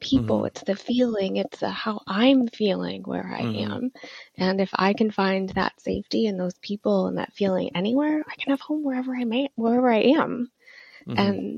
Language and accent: English; Midwest, United States; now in Austin, United States; But I grew up in the Midwest and with a really conservative Christian family. And my family moved around quite a bit growing up. So I've sort of lived all over.